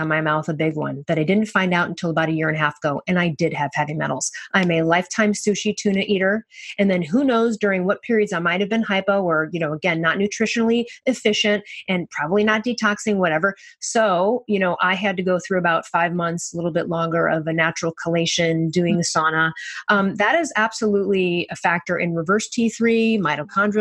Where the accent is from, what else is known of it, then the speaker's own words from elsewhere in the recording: Chicago, Illinois, United States; I'm from Chicago